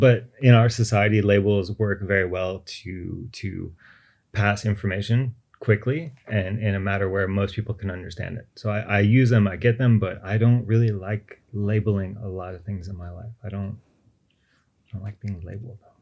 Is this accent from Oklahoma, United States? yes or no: no; Austin, Texas, United States; moved away as an adult; now in Beijing, China; I'm originally from Austin, Texas